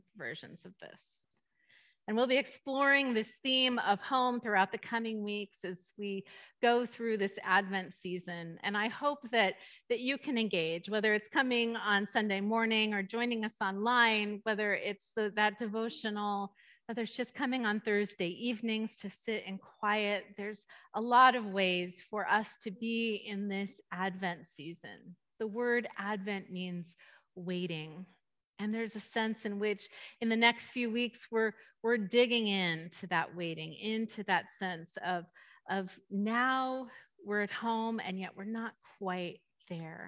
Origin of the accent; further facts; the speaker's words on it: East Bay, California, United States; moved away as an adult; now in Ladera, United States; the East Bay where I grew up